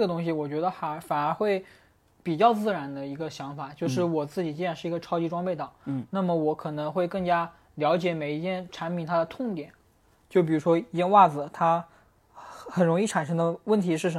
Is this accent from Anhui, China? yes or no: no; Hunan, China; 咱俩都是湖南的，